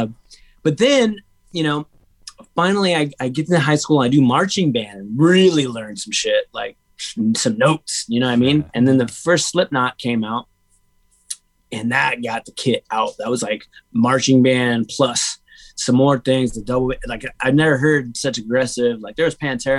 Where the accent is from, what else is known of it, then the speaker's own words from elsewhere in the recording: Huntington Beach, California, United States; also born or lived in Menifee, California; about middle school, I moved from Menifee to HB